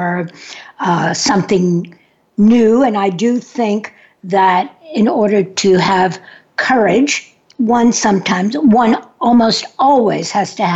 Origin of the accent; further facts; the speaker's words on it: New York City, New York, United States; I'm from New York City